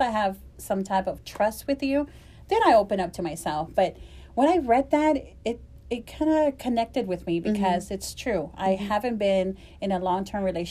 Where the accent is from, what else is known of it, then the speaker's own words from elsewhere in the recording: El Salvador; moved away; I am originally from El Salvador